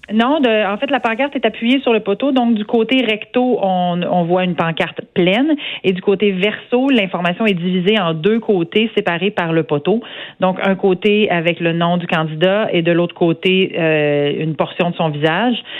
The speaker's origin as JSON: {"language": "French", "town": "Saint-Georges", "region": "Quebec", "country": "Canada", "said": "je viens d'une région rurale, je suis une fière Beauceronne, je viens de Saint-Georges-de-Beauce"}